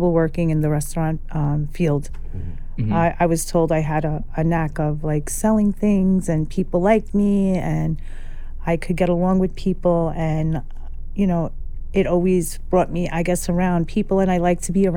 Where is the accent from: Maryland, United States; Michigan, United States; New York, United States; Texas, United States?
New York, United States; New York City; I grew up in Carroll Gardens, just right around here.